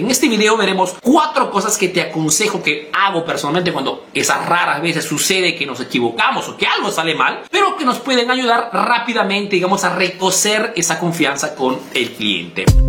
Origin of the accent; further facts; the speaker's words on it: Peru; now in Italy; soy un emprendedor peruano que vive en Italia